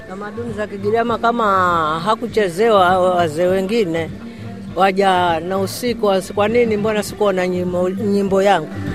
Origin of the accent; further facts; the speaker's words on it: Mombasa, Mombasa County, Kenya; Mimi nilizaliwa hapa hapa mambasa mhm. babangu na mamangu tawankufa hapa hapa